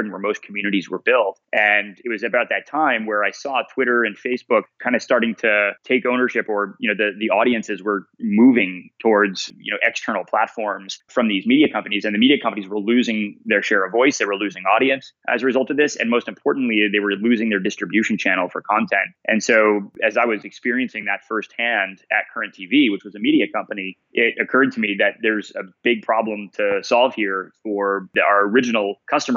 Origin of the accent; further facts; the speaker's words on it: Coppell, Texas, United States; moved away as an adult; also born or lived in Boston; I'm from a tiny town up north of Dallas called Coppell, Texas, and grew up there